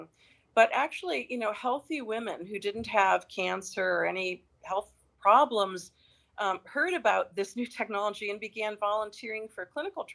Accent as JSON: {"language": "English", "region": "Wisconsin", "country": "United States", "tie": "born or raised there", "also_born_or_lived": "Michigan", "moved": "yes", "lives_now": "Connecticut, United States", "said": "I grew up in the Midwest, in Wisconsin"}